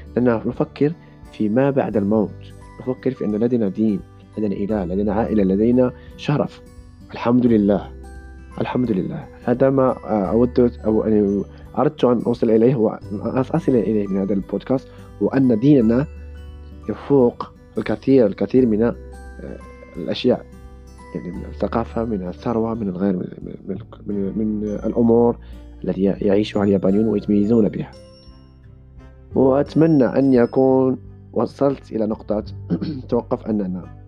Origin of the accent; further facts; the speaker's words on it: Morocco; now in Japan; أنا مسلم مغربي